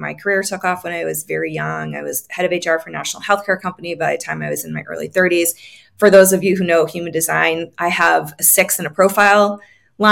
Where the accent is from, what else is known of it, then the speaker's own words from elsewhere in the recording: New England, United States; I grew up on the East Coast